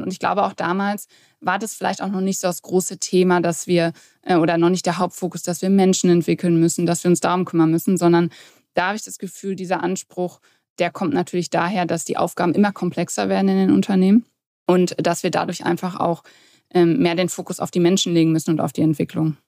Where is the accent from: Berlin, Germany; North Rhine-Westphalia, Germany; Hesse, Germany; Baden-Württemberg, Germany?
North Rhine-Westphalia, Germany; near Dortmund; also born or lived in Warendorf; Also aufgewachsen oder geboren bin ich in Warendorf, dann aber aufgewachsen in der Nähe von Dortmund, wo ich jetzt heute auch lebe